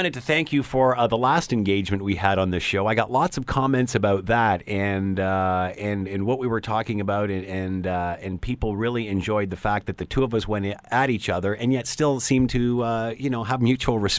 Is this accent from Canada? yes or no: yes; Canada; for being Canadian